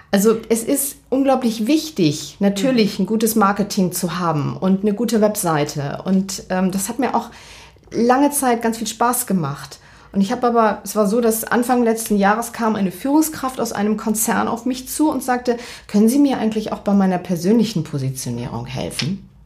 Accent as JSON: {"language": "German", "area": "Verden an der Aller", "region": "Lower Saxony", "country": "Germany", "moved": "as an adult", "lives_now": "Hamburg, Germany", "said": "ich komme aus Pferden das ist für diejenigen, die das nicht kennen, zwischen Bremen und Hannover, Pferden"}